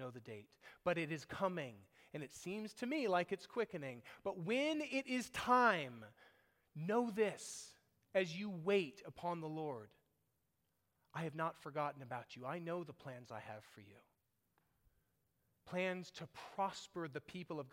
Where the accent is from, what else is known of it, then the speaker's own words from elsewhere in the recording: United States; we were raised here. We think like Americans.